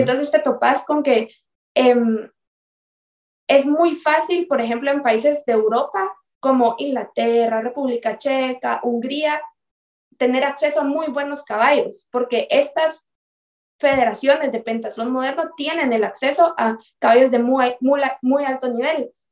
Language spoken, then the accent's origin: Spanish; Guatemala; nosotros como guatemaltecos